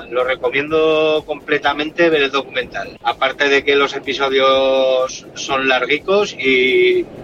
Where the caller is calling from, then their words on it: Logroño, La Rioja, Spain; de Logroño.